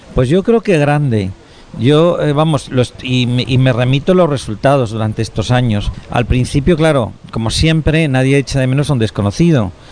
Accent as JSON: {"language": "Spanish", "country": "Spain"}